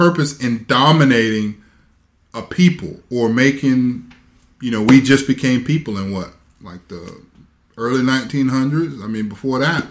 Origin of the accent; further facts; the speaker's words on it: the South, United States; when you grew up in the South